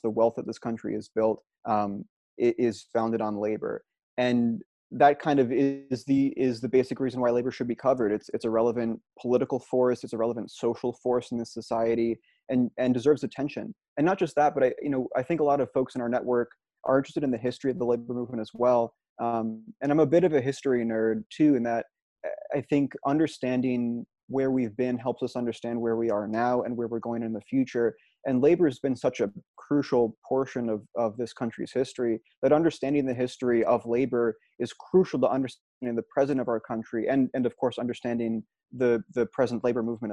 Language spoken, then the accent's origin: English; Albany, New York, United States; I'm from Albany, New York